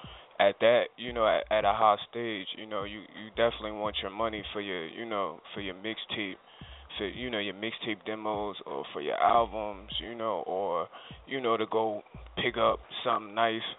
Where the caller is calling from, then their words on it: New Jersey, United States; I'm calling from Jersey.